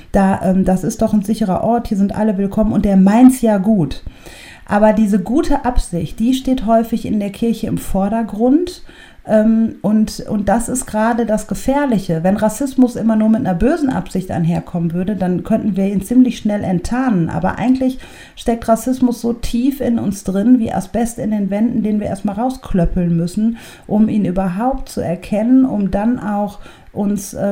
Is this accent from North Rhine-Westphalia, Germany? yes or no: yes; Oberhausen, North Rhine-Westphalia, Germany; Also ich komme aus Oberhausen, werde aber öfter gefragt, wo ich herkomme, als weiße Menschen, die aus Oberhausen kommen.